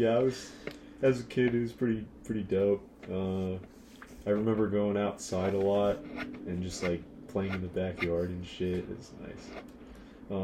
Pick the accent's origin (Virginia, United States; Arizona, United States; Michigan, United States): Arizona, United States; Mesa; I was born in Arizona. 18 years ago.